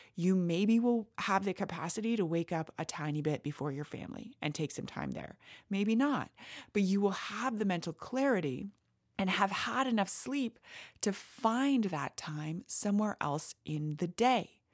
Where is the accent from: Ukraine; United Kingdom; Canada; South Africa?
Canada; I am Canadian